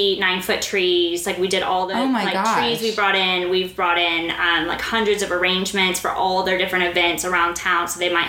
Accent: Dubai, United Arab Emirates; I was like, I'll be there. I'm from Dubai, but I will be there.

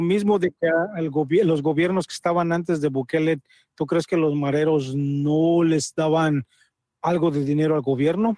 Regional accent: Mexico; now in United States; yo soy mexicano

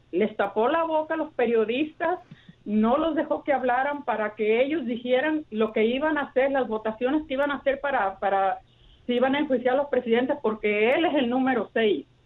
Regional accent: Mexico; now in United States; estamos los mexicanos enojados

